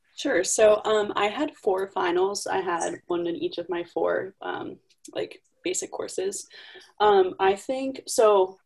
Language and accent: English; Connecticut, United States; I'm from Connecticut